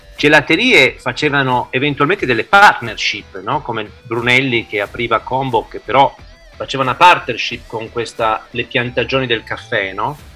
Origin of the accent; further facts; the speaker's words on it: Piedmont, Italy; siamo dalle mie parti, siamo in Piemonte